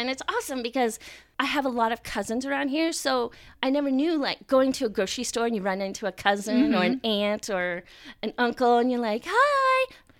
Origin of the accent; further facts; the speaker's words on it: Indiana, United States; born there; also born or lived in Frankfurt, Delaware, United States; I was born in Grissom Air Force Base.